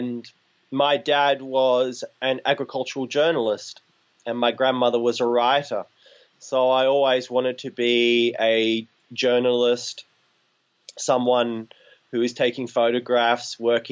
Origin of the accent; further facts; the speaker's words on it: Shepparton, Victoria, Australia; I grew up in the country in an area called Nalinga, halfway between Shepparton and Benalla